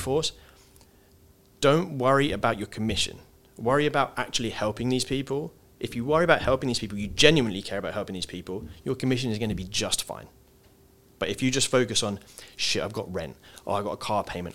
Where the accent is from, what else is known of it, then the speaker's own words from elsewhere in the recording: England, United Kingdom; as English people